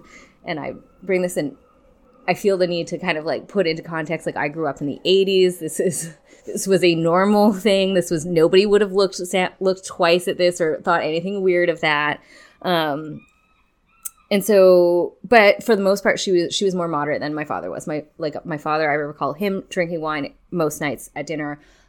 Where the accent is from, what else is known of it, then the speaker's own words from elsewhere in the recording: Kelowna, British Columbia, Canada; So I grew up in Kelowna in the Okanagan, which is a wine region. And so it's definitely part of like our lifestyle and culture kind of thing.